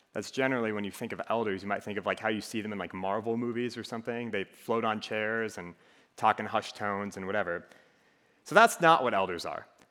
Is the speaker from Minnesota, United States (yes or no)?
yes; Minnesota, United States; accent: Minnesotan; moved away as an adult; now in Iowa City, United States; I'm originally from Minnesota, so I have a little bit of an accent that comes out from time to time